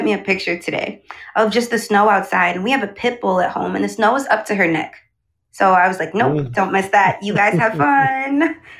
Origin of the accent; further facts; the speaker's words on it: Chicago, Illinois, United States; moved away as an adult; now in Tampa, United States; So I guess technically now I'm from Tampa. I've been a resident here for maybe 2 years now, but I grew up in the Windy City of Chicago.